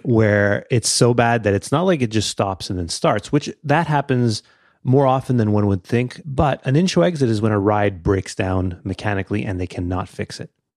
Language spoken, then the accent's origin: English; Canada; I'm Canadian